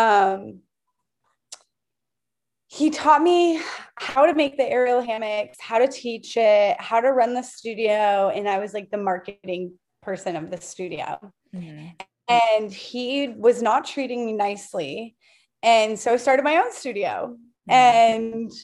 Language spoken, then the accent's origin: English; Sarasota, Florida, United States; I grew up in Sarasota where it's the eighth generation of the Ringling Brothers Circus